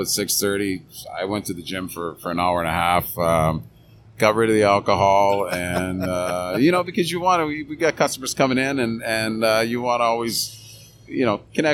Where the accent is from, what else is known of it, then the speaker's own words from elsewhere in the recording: Canada; moved away as an adult; also born or lived in Fredericton / Turks and Caicos / Dominican Republic; growing up in Canada, playing hockey, policing